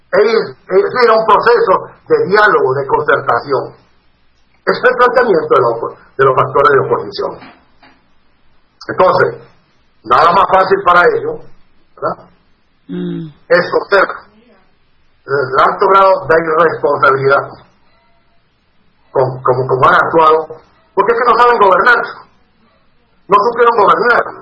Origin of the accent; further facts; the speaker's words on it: Venezuela; moved away as an adult; also born or lived in Costa Rica; now in Peru; como venezolano que he sufrido en carne propia la persecución política que he sido objeto y estoy en el exilio, no en uno en Costa Rica y ahora acá en Perú